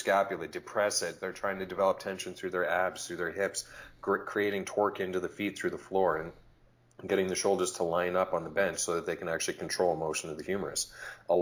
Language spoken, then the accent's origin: English; Edmonton, Alberta, Canada; I'm from Edmonton, Alberta, Canada